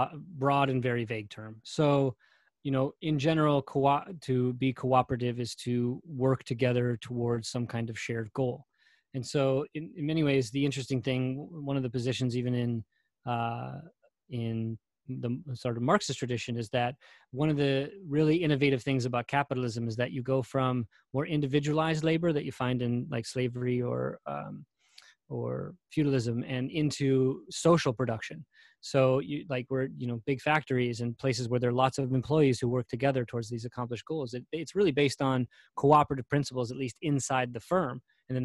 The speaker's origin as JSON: {"language": "English", "country": "United States"}